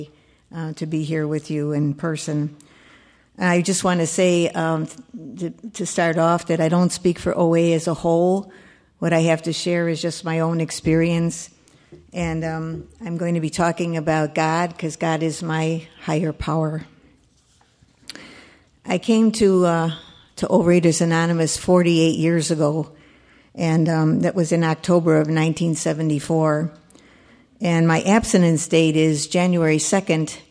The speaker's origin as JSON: {"language": "English", "town": "Chicago", "region": "Illinois", "country": "United States", "tie": "born or raised there", "lives_now": "Burr Ridge, United States", "said": "I was born and raised in Chicago, and I actually lived in Chicago for 85 years"}